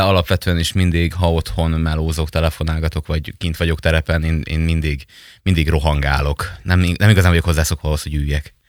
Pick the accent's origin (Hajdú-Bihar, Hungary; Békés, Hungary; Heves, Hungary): Békés, Hungary; Mezőhegyes; moved away as an adult; now in Pécs, Hungary; én egy nagyon kisváros, Békés megyei kisvárosból, Mezőhegyesről származok